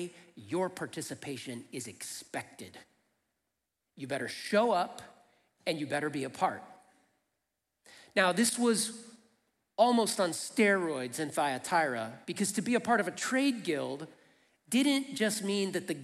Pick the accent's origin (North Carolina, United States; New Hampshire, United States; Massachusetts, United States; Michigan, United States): Michigan, United States; Flint; I grew up in Flint, Michigan.